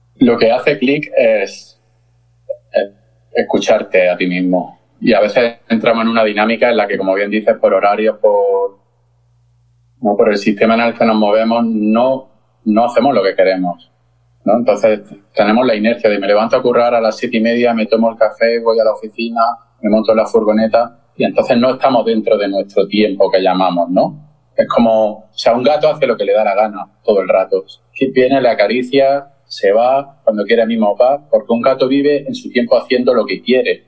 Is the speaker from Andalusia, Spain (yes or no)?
yes; Granada, Andalusia, Spain; soy de Granada